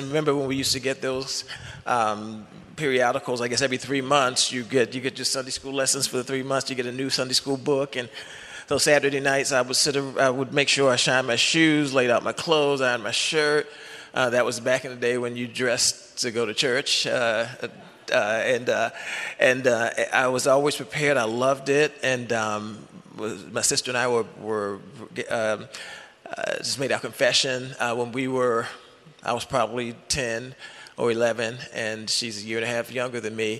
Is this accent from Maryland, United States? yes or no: yes; Baltimore, Maryland, United States; moved away as an adult; also born or lived in Los Angeles; I'm from Baltimore, met my wife at University of Maryland.